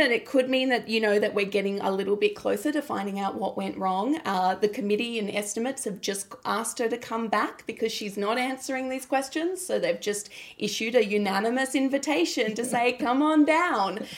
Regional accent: Mount Gambier, South Australia, Australia; I was born in Mount Gambier

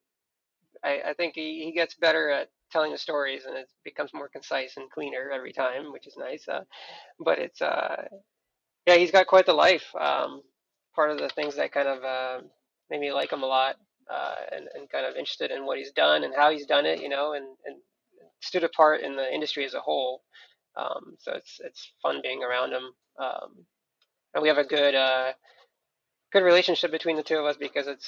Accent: Moscow, Russia; moved away; I am from Russia. I was born in Moscow.

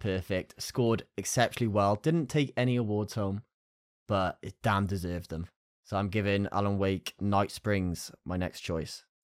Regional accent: Newport, Wales, United Kingdom; I'm from Newport. We have Newport County

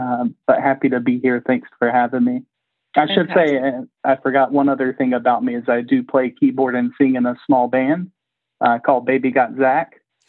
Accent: Gastonia, North Carolina, United States; I'm from the lovely state of North Carolina, born and raised in Gastonia, North Carolina. Did my undergrad work at Chapel Hill.

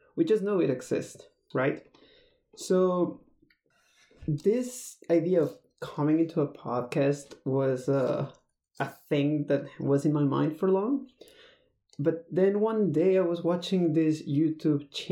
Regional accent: Mexico; moved away as an adult; also born or lived in Texas; I'm originally from Mexico, but I moved to the States because of work

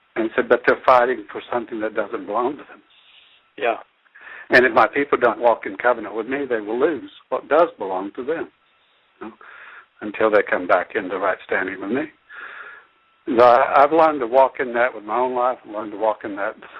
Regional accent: United States; I still value being an American citizen.

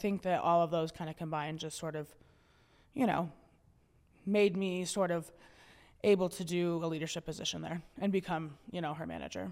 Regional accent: York, Montana, United States; also born or lived in Helena, Montana; I grew up in York, which is a town right outside of Helena

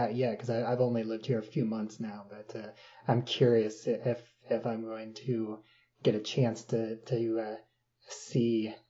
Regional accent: Springfield, Illinois, United States; I'm from Springfield, Illinois

